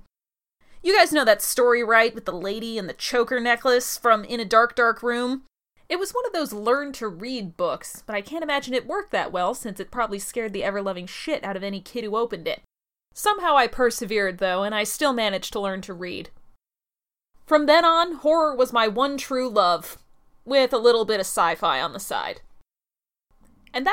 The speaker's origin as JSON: {"language": "English", "region": "Midwest", "country": "United States", "tie": "born or raised there", "moved": "yes", "lives_now": "North Carolina, United States", "said": "I grew up in the Midwest"}